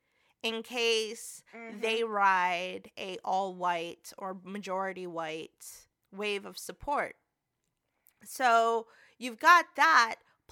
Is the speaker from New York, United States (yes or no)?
yes; New York, United States; I come from New York.